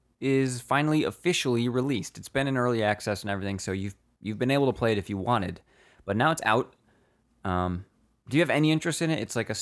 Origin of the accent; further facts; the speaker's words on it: Rochester, New York, United States; I'm from Rochester. And if you know what that means, you know what that means.